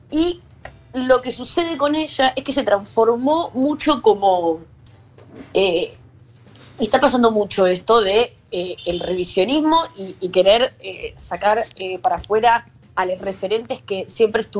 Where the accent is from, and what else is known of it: Buenos Aires, Argentina; born or raised there; accent: Latino